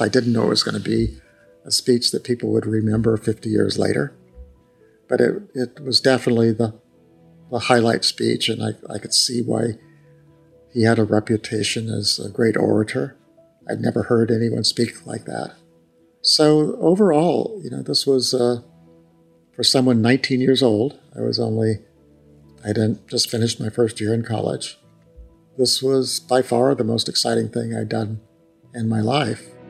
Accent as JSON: {"language": "English", "region": "New Mexico", "country": "United States", "tie": "born or raised there", "said": "Growing up in New Mexico"}